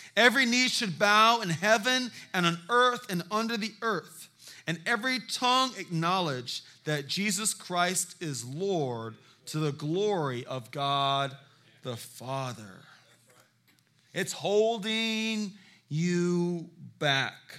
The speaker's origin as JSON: {"language": "English", "town": "Charleston", "region": "South Carolina", "country": "United States", "said": "I am from Charleston, South Carolina."}